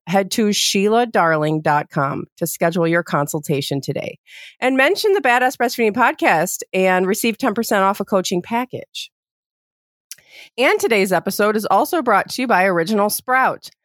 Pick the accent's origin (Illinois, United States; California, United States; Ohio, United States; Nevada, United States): Ohio, United States; I was born in Ohio